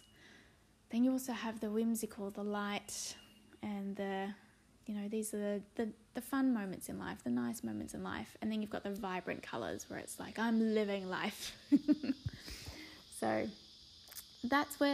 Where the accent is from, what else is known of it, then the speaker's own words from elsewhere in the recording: Sydney, New South Wales, Australia; also born or lived in Blue Mountains; I'm from Sydney, Australia, and I live in a beautiful spot in the Blue Mountains overlooking the city